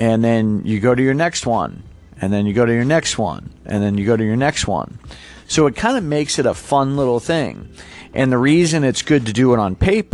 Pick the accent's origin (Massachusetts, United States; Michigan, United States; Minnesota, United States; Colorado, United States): Massachusetts, United States; moved away; originally, I'm from Massachusetts